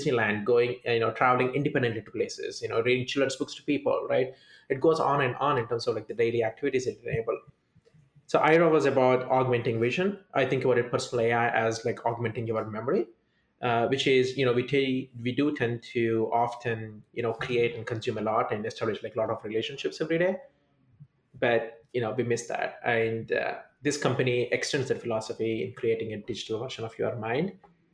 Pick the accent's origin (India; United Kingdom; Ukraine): India; South India; moved away as an adult; now in United States; I was born and brought up in India